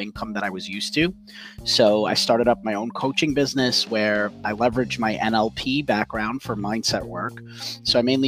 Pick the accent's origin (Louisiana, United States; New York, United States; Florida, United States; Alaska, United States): New York, United States; New York City; I'm from New York City and I've worked all over Manhattan